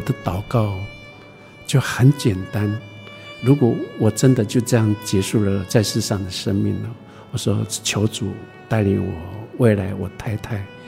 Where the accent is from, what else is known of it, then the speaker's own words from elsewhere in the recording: Fangliao, Pingtung County, Taiwan; 我在芳寮出生长大的